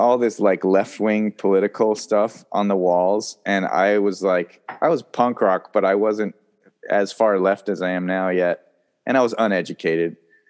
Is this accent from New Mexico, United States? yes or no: yes; Santa Fe, New Mexico, United States; moved away as an adult; also born or lived in Newark, Ohio; now in Los Angeles, United States; I was not born there, but I grew up there.